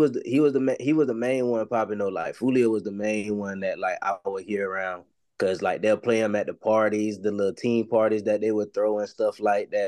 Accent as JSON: {"language": "English", "town": "Jacksonville", "region": "Florida", "country": "United States", "tie": "born or raised there", "said": "I'm from Jacksonville, Florida. I mainly grew up on like the north side of Jacksonville"}